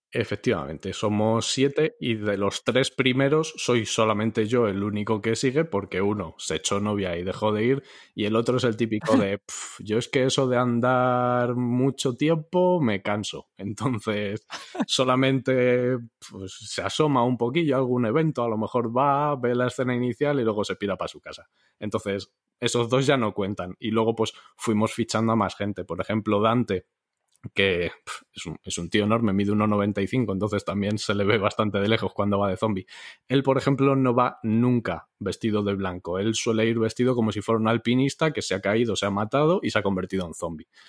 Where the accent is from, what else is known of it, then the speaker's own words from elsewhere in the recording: Parla, Community of Madrid, Spain; aquí, en mi pueblo